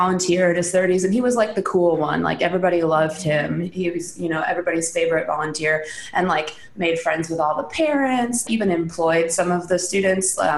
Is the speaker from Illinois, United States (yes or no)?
yes; Central Illinois, United States; I was raised in Central Illinois and I am the oldest of seven.